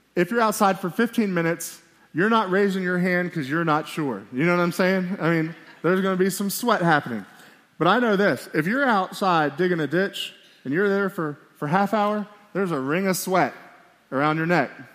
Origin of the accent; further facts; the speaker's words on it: Miami, Florida, United States; now in Billings, United States; I'm from Miami, Florida